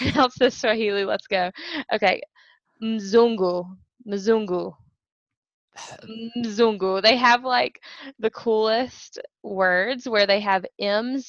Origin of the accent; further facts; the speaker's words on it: Princeton, West Virginia, United States; also born or lived in Charlotte, North Carolina / Inez, Kentucky; So I'm originally from West Virginia. Grew up in a little town called Princeton